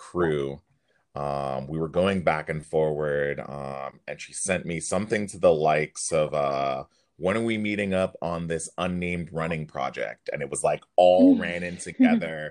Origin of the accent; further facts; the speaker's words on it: Connecticut, United States; moved away as an adult; now in Boston, United States; I'm originally not from Boston. I grew up in Connecticut. I moved here in 2014